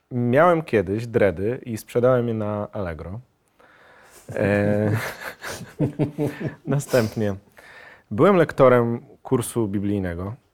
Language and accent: Polish; Germany; born there; bo e, urodziłem się w Niemczech, moi rodzice byli E, ojciec e, i matka e, jakby byli się tam siatkarzami